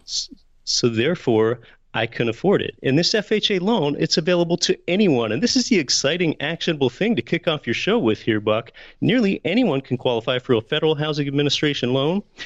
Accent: Pennsylvania, United States; now in Anchorage, United States; I was born and raised in Pennsylvania

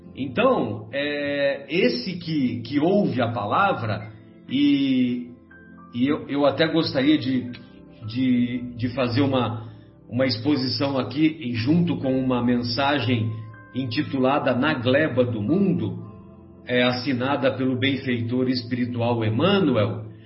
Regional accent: São José do Rio Pardo, São Paulo, Brazil; quando eu era moleque lá em São José do Rio Pardo

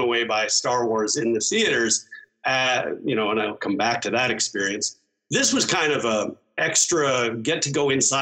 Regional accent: San Francisco, California, United States; I grew up in San Francisco.

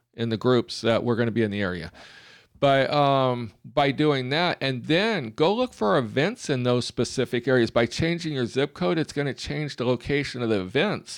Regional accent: Alabama, United States; we are from Alabama

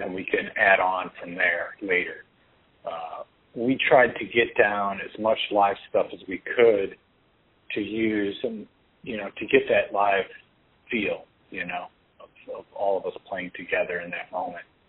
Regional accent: Crown Point, Indiana, United States; I grew up in Crown Point, Indiana.

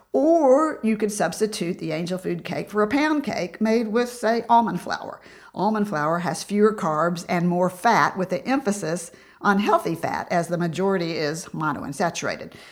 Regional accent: Tennessee, United States; I grew up in Tennessee

